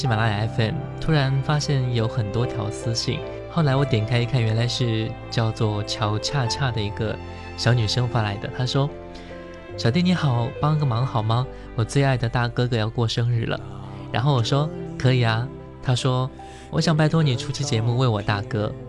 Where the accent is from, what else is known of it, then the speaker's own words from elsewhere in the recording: Inner Mongolia, China; now in Tianjin, China; 我是内蒙古人，在天津上大学，他也是天津的。